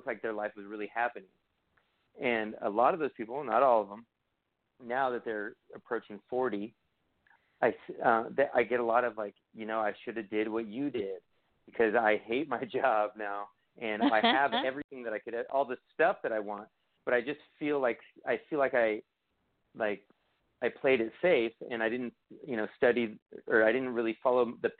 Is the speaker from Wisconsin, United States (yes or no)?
no; Hawaii, United States; also born or lived in California; I'm from California and Hawaii